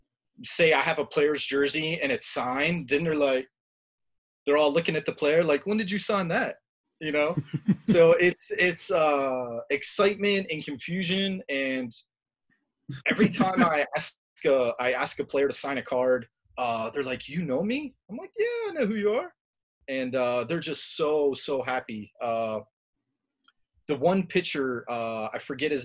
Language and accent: English; United States; being American.